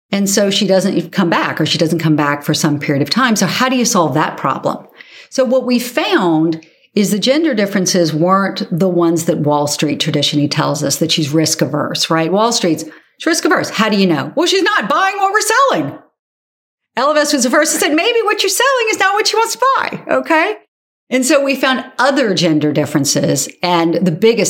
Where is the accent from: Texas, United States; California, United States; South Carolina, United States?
South Carolina, United States; Charleston; my hometown of Charleston, South Carolina